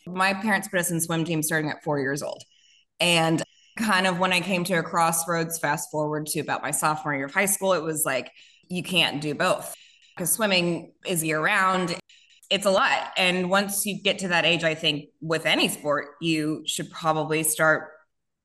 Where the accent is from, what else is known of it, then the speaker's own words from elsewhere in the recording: Houston, Texas, United States; Born and raised on the south side of Houston